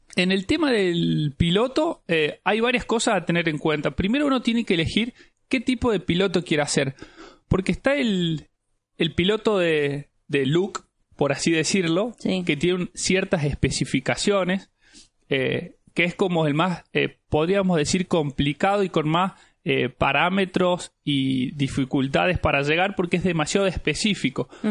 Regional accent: Jujuy, Argentina; yo soy de Jujuy

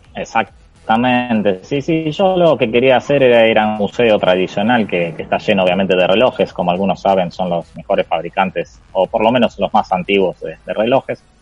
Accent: Argentina; le dije que era de Argentina

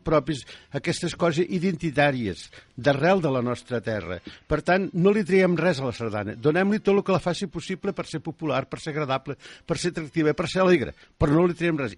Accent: Catalonia, Spain

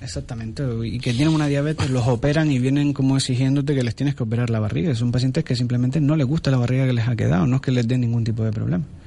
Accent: Spain; Somos españoles, pero vivimos en África

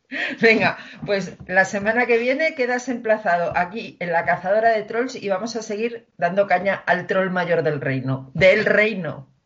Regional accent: Community of Madrid, Spain; los madrileños, permítaseme la comparación y entiéndase bien, fuéramos los judíos de España

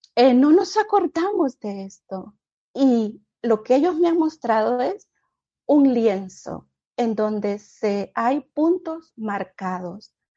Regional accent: Honduras; moved away as an adult; now in United States; vengo de Honduras, soy centroamericana y llegué a este país, Estados Unidos

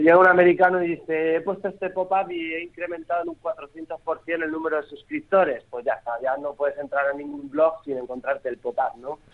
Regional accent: Archena, Region of Murcia, Spain; Es mi pueblo, es mi tierra

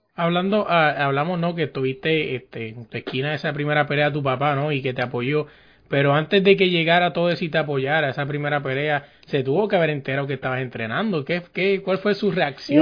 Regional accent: Puerto Rico; yo soy de Puerto Rico

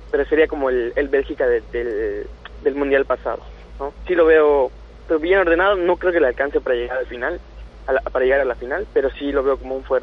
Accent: Mexico; Tienen esa capacidad de lectura que a veces nos falta a nosotros como equipo mexicano.

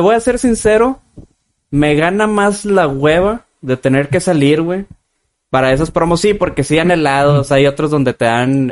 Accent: Guadalupe, Nuevo León, Mexico; Somos aquí de Guadalupene todos nosotros.

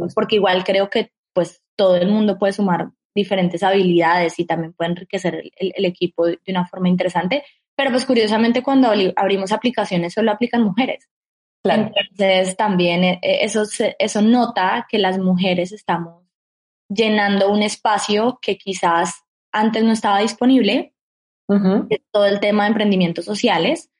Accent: Colombia; como colombiana

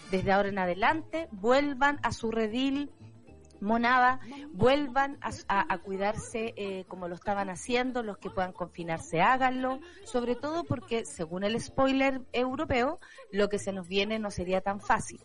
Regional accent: Chile

